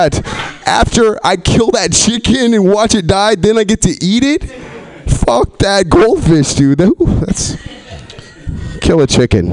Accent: New Orleans, Louisiana, United States; I'm those people in New Orleans that look white but are not

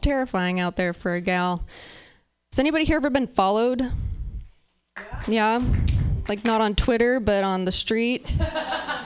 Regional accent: Pacific Northwest, United States; I'm from the Pacific Northwest

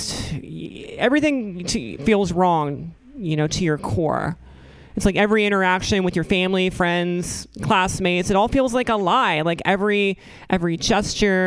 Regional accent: Northeastern North Carolina, United States; now in San Francisco, United States; growing up in Northeastern North Carolina.

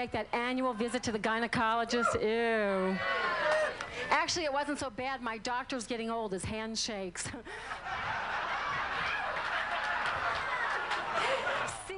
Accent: New Orleans, Louisiana, United States; I am from New Orleans

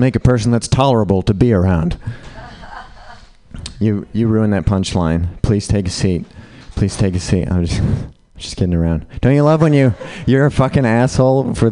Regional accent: Utah, United States; I grew up in Utah, Mormon, white.

